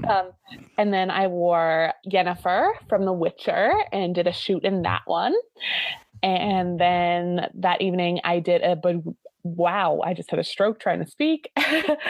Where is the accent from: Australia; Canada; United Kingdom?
Canada; Newfoundland and Labrador; I'm from Newfoundland, which is like on the very east coast of Canada